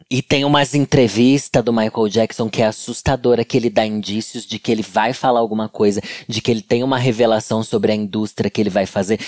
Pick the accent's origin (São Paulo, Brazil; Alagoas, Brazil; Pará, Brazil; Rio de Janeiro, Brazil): São Paulo, Brazil; Sorocaba; moved away; lá na minha cidade, em Sorocaba